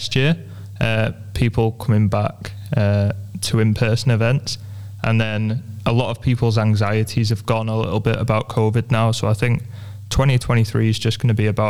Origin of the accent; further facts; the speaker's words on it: England, United Kingdom; I'm English